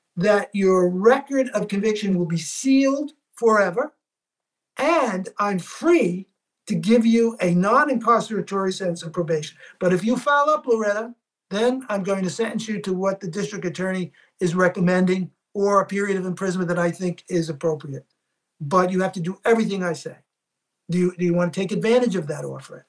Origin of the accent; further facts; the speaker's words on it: New York City, New York, United States; I grew up in Little Italy